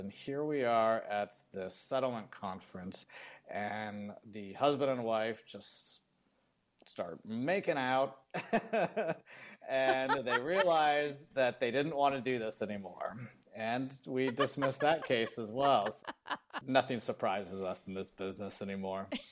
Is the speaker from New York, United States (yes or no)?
no; Phoenix, Arizona, United States; moved away as an adult; now in San Diego, United States; I grew up in Phoenix, Arizona